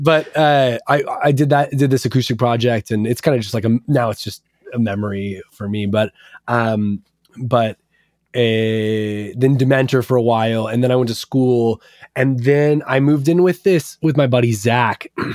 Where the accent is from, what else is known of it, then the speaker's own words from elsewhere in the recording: Portland, Oregon, United States; growing up in Portland